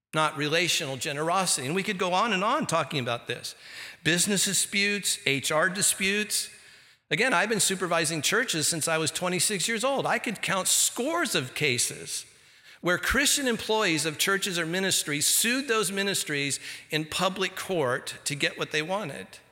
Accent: Santa Ana, California, United States; I grew up here, I grew up in Santa Ana, California

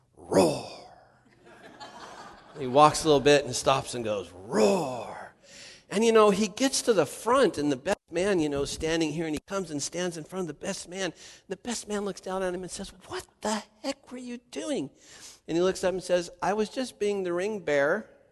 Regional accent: Santa Ana, California, United States; I grew up in Santa Ana, just seven, eight, I don't know, nine miles from the ocean or something

